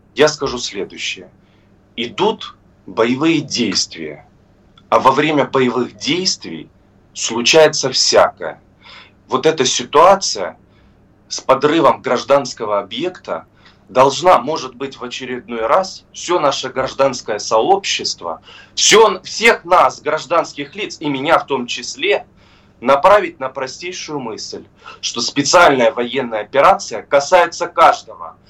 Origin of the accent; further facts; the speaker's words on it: Crimea, Ukraine; просто как крымчанин